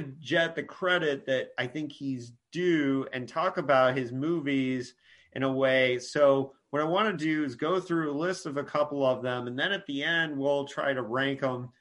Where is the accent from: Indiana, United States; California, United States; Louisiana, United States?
Indiana, United States; I grew up in Indiana